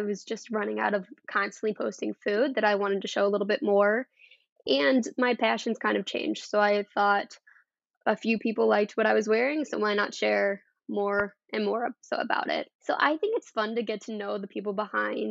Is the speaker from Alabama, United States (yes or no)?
no; Rockford, Illinois, United States; moved away as an adult; now in Madison, United States; I grew up in Rockford, Illinois, very, very Midwest town, and then right now I currently live in Madison, Wisconsin.